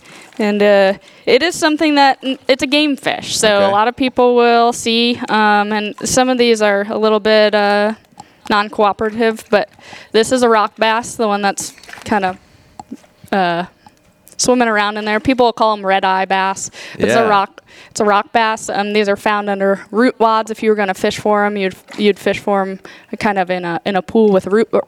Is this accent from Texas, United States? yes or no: no; Pennsylvania, United States; moved away as an adult; also born or lived in North Carolina / Arizona; now in Tennessee, United States; I grew up in Pennsylvania, went to school in North Carolina at NC State